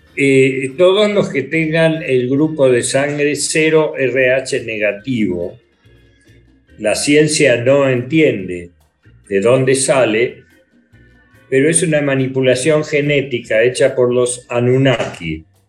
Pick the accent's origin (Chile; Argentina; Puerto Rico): Argentina; also born or lived in London; en mi país, donde soy conocido